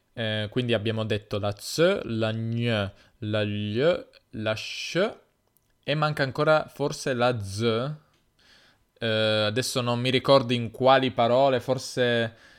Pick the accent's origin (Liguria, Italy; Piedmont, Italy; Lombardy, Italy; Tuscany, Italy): Piedmont, Italy; accent: Piedmontese; io però dico zio perché in Piemonte si dice zio, tutti dicono